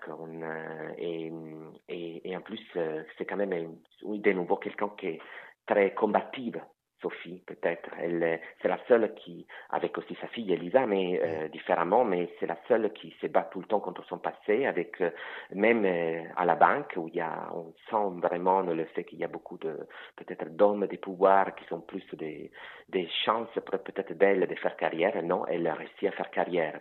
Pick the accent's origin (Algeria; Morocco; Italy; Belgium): Italy; first language Italian; French is a second language; moved away as an adult; also born or lived in France; now in Quebec, Canada; je suis italien, ma langue maternelle c'est l'italien, mais je ne la maîtrise plus